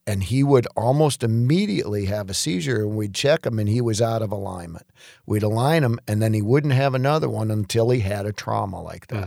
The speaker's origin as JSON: {"language": "English", "town": "Detroit", "region": "Michigan", "country": "United States", "tie": "born or raised there", "also_born_or_lived": "Macomb County, Michigan / Atlanta", "moved": "as an adult", "said": "growing up in Detroit"}